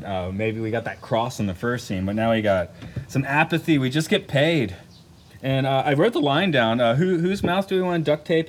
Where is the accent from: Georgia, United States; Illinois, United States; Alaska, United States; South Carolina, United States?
Georgia, United States; Atlanta; moved away; I'm a Georgia boy. I grew up in Atlanta, Georgia